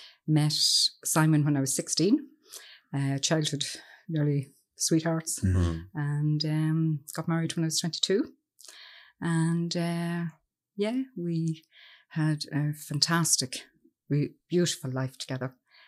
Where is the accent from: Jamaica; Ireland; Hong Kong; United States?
Ireland; Cavan, Ulster; Okay. Well, as I said … And I'm from Cavan. And I'm delighted to be down here with you.